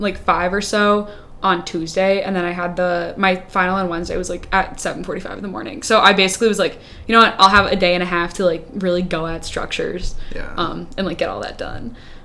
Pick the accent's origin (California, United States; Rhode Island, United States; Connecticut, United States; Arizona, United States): Rhode Island, United States; moved away as an adult; also born or lived in Wisconsin; now in Madison, United States; I'm from Rhode Island, so, like, I'm in Wisconsin